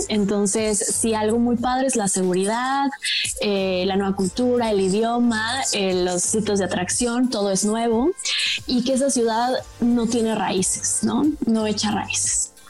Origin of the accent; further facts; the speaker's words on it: Mexico; moved away as an adult; also born or lived in Dubai; la aerolínea bandera de mi país, está México